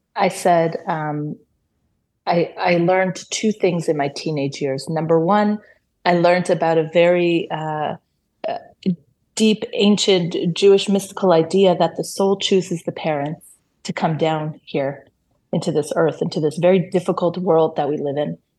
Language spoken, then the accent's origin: English; Toronto, Ontario, Canada; born or raised there; first language Hebrew; English is a second language; moved away as an adult; now in Israel